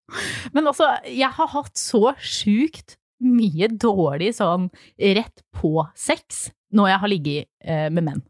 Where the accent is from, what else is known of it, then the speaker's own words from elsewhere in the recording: Flisa, Innlandet, Norway; moved away; fra Flisa, som er altså der jeg kommer fra